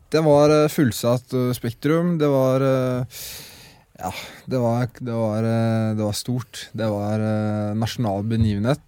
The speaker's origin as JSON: {"language": "Norwegian", "town": "Skien", "region": "Telemark", "country": "Norway", "tie": "born or raised there", "said": "det er jo Skien vi startet i. Mm. Der jeg vokste opp"}